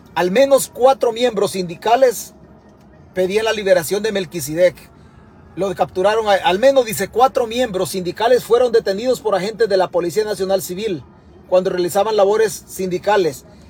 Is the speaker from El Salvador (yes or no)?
yes; El Salvador; now in United States; Yo soy salvadoreño